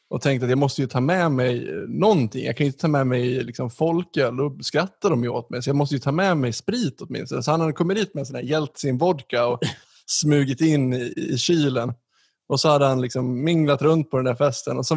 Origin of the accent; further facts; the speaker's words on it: Ludvika, Dalarna County, Sweden; jag är uppvuxen i Ludvika